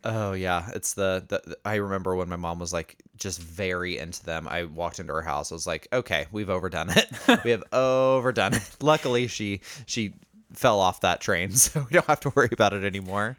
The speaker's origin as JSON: {"language": "English", "region": "Indiana", "country": "United States", "tie": "born or raised there", "said": "growing up in Indiana"}